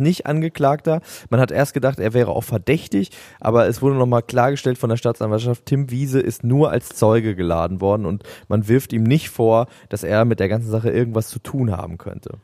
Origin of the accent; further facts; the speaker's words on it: the North, Northern Germany, Germany; bei uns im Norden